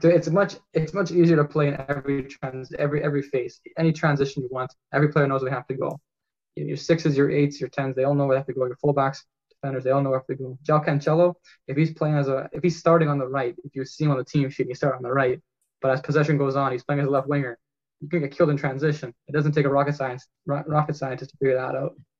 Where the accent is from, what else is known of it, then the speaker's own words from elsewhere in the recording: Canada; as a Canadian